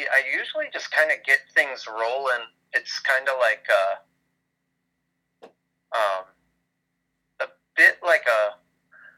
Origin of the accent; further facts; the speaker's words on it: Brighton, Michigan, United States; my hometown, Brighton, Michigan